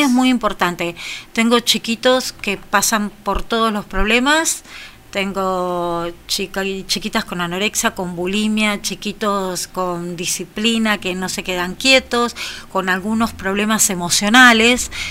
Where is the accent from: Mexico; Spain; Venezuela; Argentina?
Argentina; General Villegas, Buenos Aires Province; me cuesta mucho irme de mi pueblo